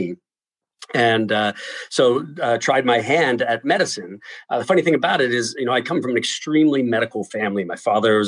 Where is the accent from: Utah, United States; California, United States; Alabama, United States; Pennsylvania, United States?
Pennsylvania, United States; Pittsburgh; moved away as an adult; also born or lived in Michigan; I'm originally from Pittsburgh, Pennsylvania.